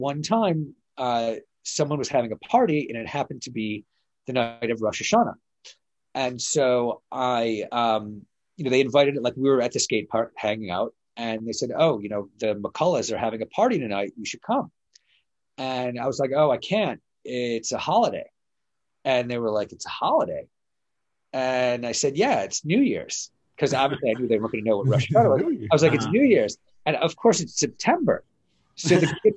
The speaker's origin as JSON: {"language": "English", "town": "Detroit", "region": "Michigan", "country": "United States", "tie": "born or raised there", "said": "growing up in Detroit"}